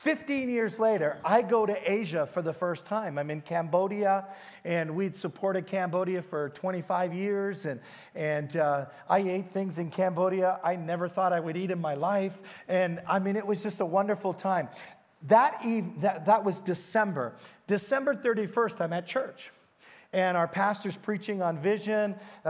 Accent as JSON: {"language": "English", "country": "Canada", "said": "He goes, who are you? And I go, I'm a pastor from Canada."}